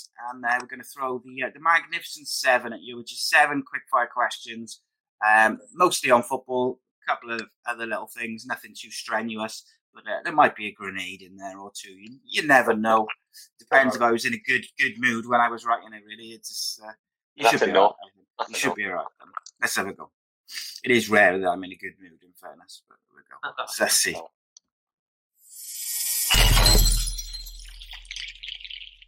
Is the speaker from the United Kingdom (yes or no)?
yes; Wales, United Kingdom; as a Welshman